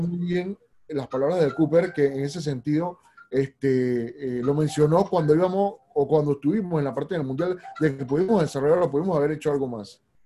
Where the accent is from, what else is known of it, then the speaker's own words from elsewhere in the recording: Panama; nosotros tenemos aquí como panameños normales